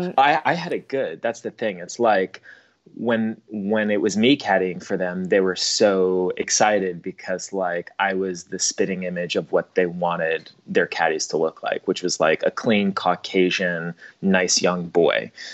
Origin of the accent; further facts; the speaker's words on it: Long Island, New York, United States; I grew up on Long Island